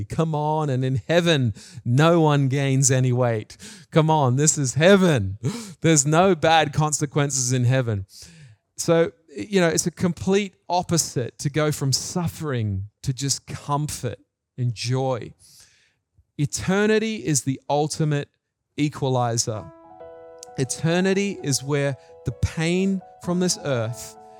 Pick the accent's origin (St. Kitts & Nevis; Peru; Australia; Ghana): Australia; moved away as an adult; also born or lived in New Zealand; now in Japan; I had lost my New Zealand accent and I was becoming an Australian really in many ways